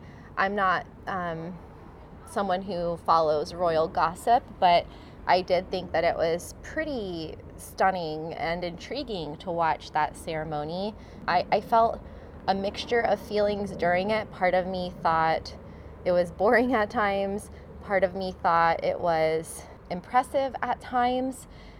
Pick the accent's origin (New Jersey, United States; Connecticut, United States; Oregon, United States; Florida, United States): Florida, United States; Miami; Like, I'm from Miami.